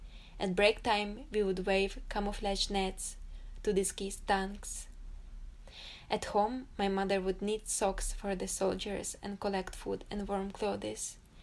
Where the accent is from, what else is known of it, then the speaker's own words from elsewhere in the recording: Ukraine; moved away as an adult; now in United Kingdom; I became one of the 80,000 Ukrainian refugees who have settled in Britain.